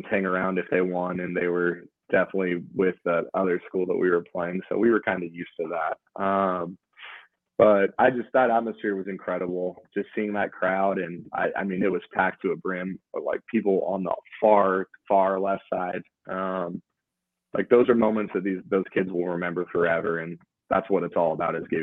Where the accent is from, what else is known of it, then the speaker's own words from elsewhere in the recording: Idaho, United States; I know we're from Idaho and maybe we don't look the part all the time